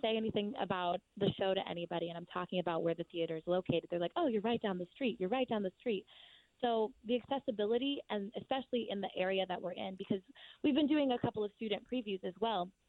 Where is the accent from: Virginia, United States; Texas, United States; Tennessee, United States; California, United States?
California, United States; Orange County; I'm from the suburbs. I'm from Orange County, so I'm I'm definitely like a suburbia girl.